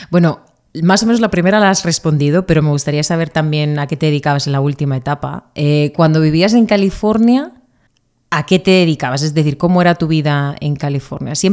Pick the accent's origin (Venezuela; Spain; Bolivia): Spain; de España